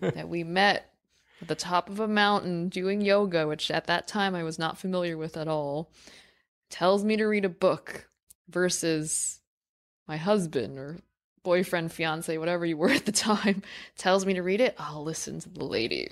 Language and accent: English; New York City, New York, United States; I grew up in New York City